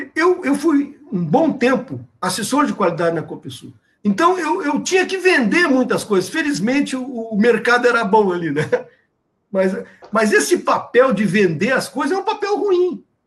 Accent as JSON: {"language": "Portuguese", "country": "Brazil", "said": "cada um de nós, como brasileiros"}